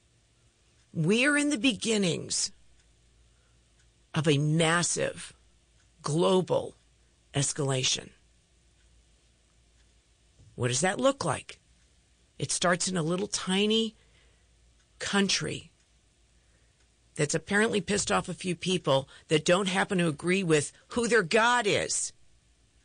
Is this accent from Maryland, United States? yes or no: yes; Bethesda, Maryland, United States; I grew up in Bethesda, Maryland